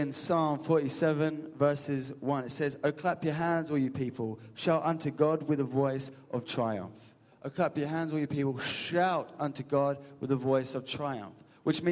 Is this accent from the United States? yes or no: no; England, United Kingdom; A majority of us in this room are English. And we know we're English, we're reserved